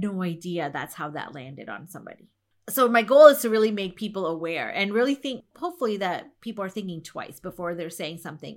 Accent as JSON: {"language": "English", "country": "India", "said": "I'm from India"}